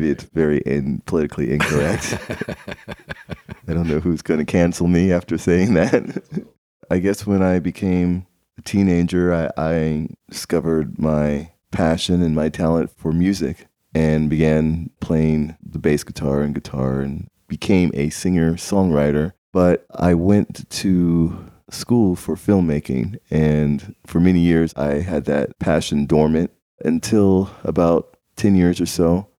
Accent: Maryland, United States; born there; I was born in Maryland in 1972. I was born severely disabled.

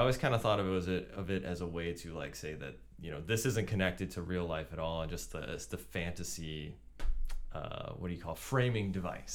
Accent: United States; as an American raised in a Christian household

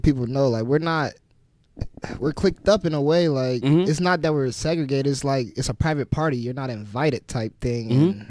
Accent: Champaign, Illinois, United States; Yeah, but I'm from Champaign. I had to get up out of there, bro. I was a little bit, honestly, I was too big for Champaign, and.

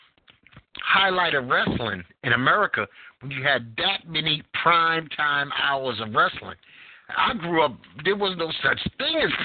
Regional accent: New York, United States; now in North Carolina, United States; I am a native New Yorker, and in being a New Yorker

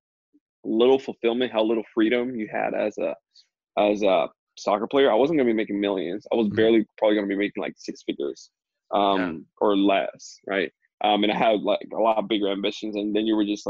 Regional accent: Dominican Republic; moved away as an adult; I'm from Dominican Republic, born and raised there

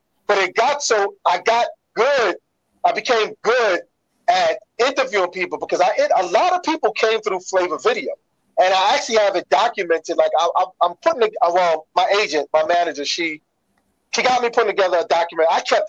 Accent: New York City, New York, United States; We would make shout outs to somebody in the Bronx, and I'm from Brooklyn, and they would hear it in the Bronx.

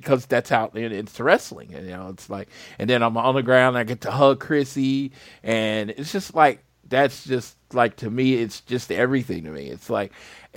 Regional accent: Oklahoma, United States

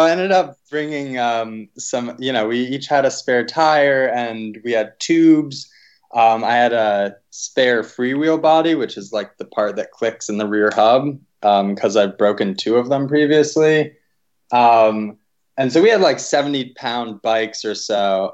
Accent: East Coast, United States; also born or lived in Pittsburgh; I grew up on the East Coast

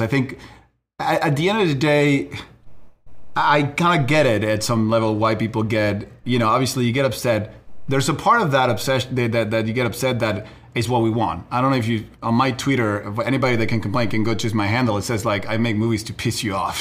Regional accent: Uruguay; moved away; we're from Uruguay as well, so we we grew up in a different reality.

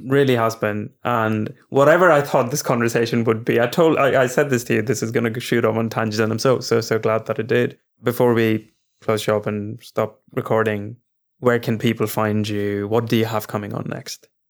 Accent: India; now in London, United Kingdom; as both Indian men that have now moved abroad

